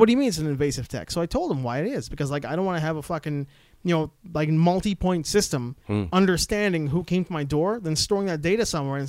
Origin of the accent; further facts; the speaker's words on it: Canada; born there; What I'm saying is, I was born in Canada.